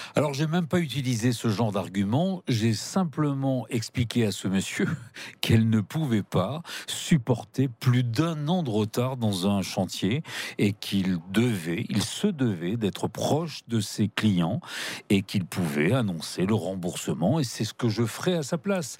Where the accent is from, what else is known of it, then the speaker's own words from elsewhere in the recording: Le Puy-en-Velay, Auvergne-Rhône-Alpes, France; je suis originaire du Puy-en-Velay